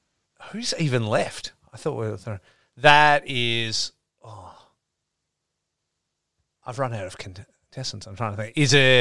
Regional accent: Australia; I'm Australian.

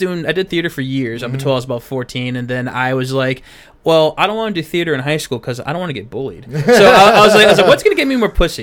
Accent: Ocala, Florida, United States; I grew up in Ocala, actually. Ocala, Florida

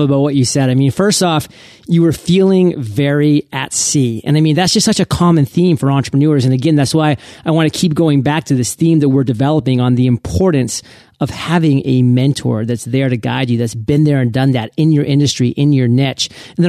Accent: Maine, United States; I mean, I love Maine. I'm from Maine. I had finally moved back to Maine after being gone for 13 years post high school.

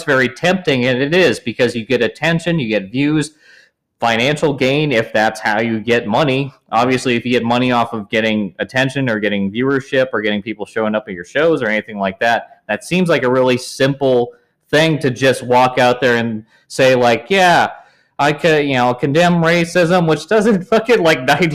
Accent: Los Angeles, California, United States; I grew up in Los Angeles

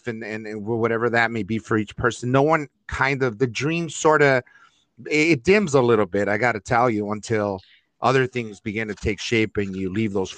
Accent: Los Angeles, California, United States; growing up in East Los Angeles, Northeast LA, Lincoln Heights

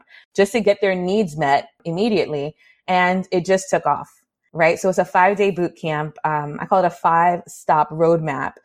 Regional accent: New York City, New York, United States; growing up in the Bronx, New York

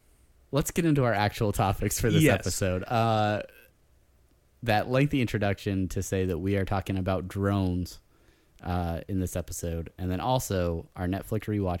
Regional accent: Buenos Aires, Argentina; I'm from Buenos Aires. I say kill them all.

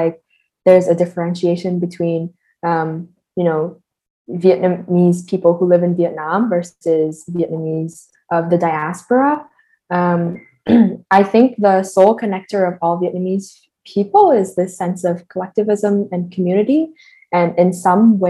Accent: Toronto, Ontario, Canada; moved away as an adult; now in Montreal, Canada; I am a filmmaker born and raised in Toronto, based in Montreal now

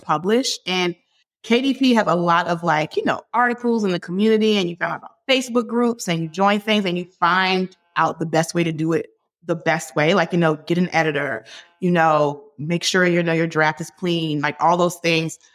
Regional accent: Hampton, Virginia, United States; We grew up together in Hampton, Virginia

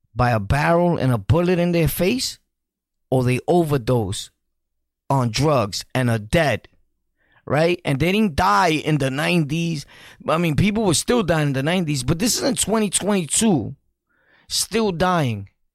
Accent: New York City, New York, United States; I'm from Sunset Park

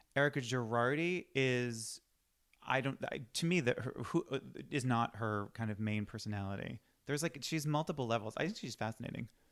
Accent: Boston, Massachusetts, United States; now in Los Angeles, United States; I'm from Boston

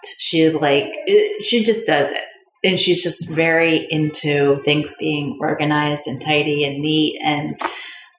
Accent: Vermont, United States; moved away as an adult; now in Queens, United States; I grew up in Vermont in the same school from pre-K to 12th grade

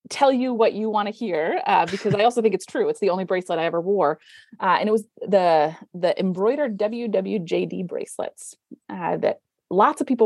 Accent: California, United States; moved away as an adult; now in Canada; I I came from Canada uh, to Canada from California

